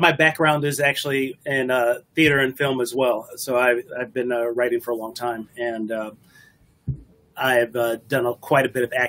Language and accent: English; Detroit, Michigan, United States; So I'm originally from Detroit, moved to the suburbs when I was in elementary school.